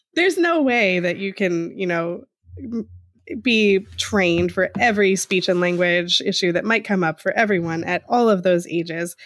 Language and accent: English; Eastern Pennsylvania, United States; accent: Eastern Pennsylvania; my Eastern Pennsylvania dialect